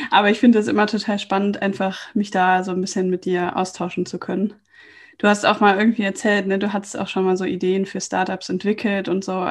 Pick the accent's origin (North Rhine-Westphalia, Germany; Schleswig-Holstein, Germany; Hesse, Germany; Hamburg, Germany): North Rhine-Westphalia, Germany; Lohmar; also born or lived in Cologne; Ja, und da komme ich ja auch her. Also vielmehr, ich bin in Köln geboren und dann in Loma aufgewachsen.